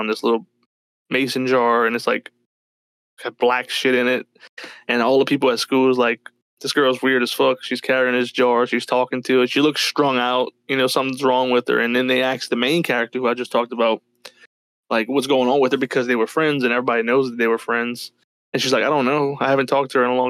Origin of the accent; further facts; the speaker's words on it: United States; we were born in fucking Western world over here in the United States